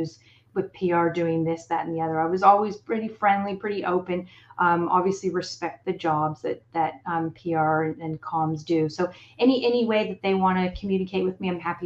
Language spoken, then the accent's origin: English; Toronto, Ontario, Canada; moved away as an adult; now in Australia; back in my hometown of Toronto and then came out to Australia